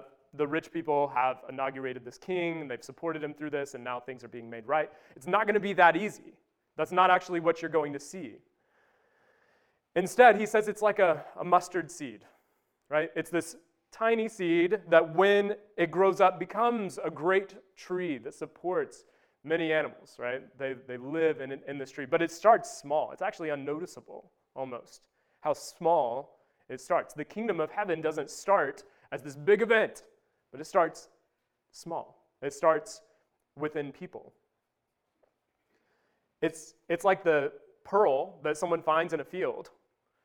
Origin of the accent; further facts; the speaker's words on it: Wabash, Indiana, United States; moved away; I grew up in Wabash